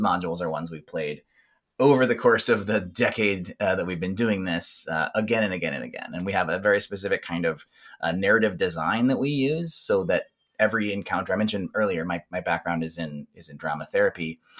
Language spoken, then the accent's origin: English; South Texas, United States; I grew up in South Texas, where some of those games were kind of frowned upon.